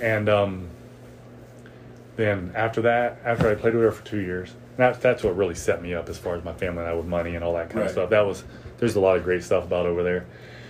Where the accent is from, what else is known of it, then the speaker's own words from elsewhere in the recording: Cincinnati, Ohio, United States; my hometown team, the Reds.